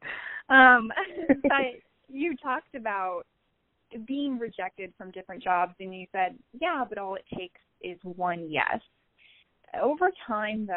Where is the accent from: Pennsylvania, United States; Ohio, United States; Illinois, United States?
Illinois, United States; I'm from Illinois